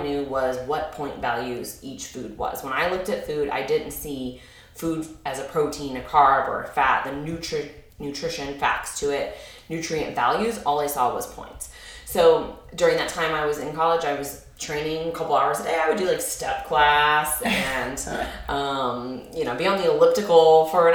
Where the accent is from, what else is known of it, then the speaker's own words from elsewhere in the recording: Springfield, Illinois, United States; I grew up in Springfield, Illinois